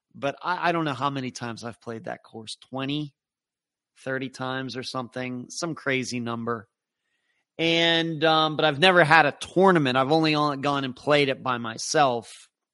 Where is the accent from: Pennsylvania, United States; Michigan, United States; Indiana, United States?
Pennsylvania, United States; Leechburg; moved away; also born or lived in St. Petersburg, Florida; I grew up in Leechburg